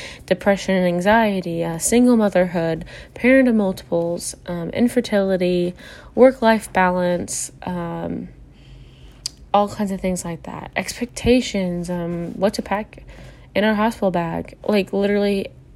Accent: Sullivan, Illinois, United States; I am from Sullivan, Illinois

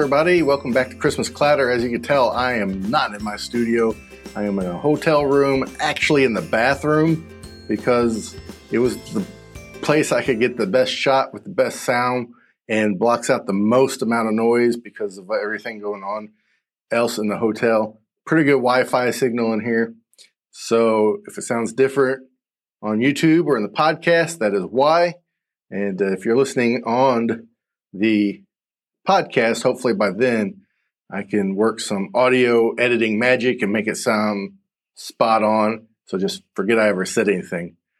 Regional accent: the South, United States; I'm from the South. I'm in Michigan.

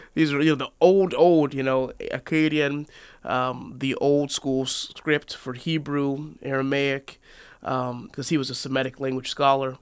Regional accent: Seattle, Washington, United States; moved away as an adult; also born or lived in Oregon; I was born and raised in Seattle, Washington

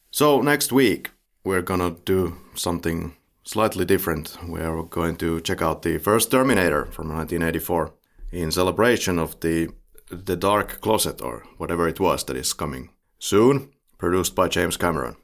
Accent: Finland; the Finnish way of looking at this

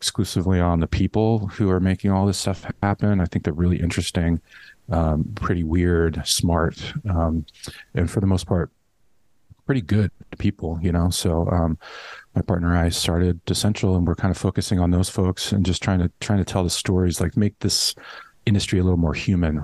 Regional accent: Los Angeles, California, United States; moved away as an adult; also born or lived in San Francisco / New York City; back in LA, really liking it. It's my hometown

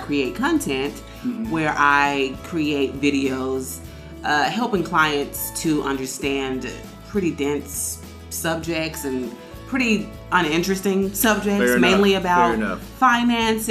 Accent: Memphis, Tennessee, United States; I was born in Memphis, Tennessee

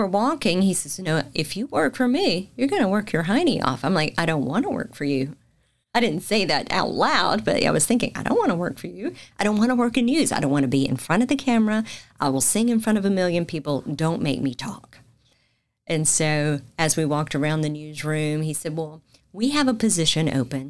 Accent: Macon / Warner Robins area, Georgia, United States; moved away as an adult; now in Panama City, United States; in my hometown

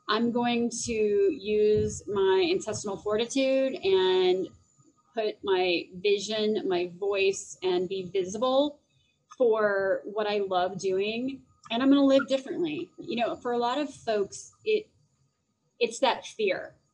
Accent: Phoenix, Arizona, United States; now in Denver, United States; I do live in Denver and I'm actually originally from Phoenix.

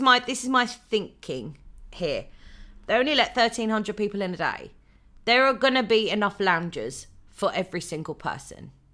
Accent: United Kingdom; we're British

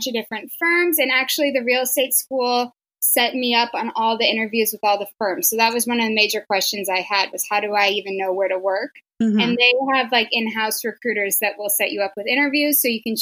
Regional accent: Kansas, United States; moved away as an adult; now in New York City, United States; I grew up in Kansas

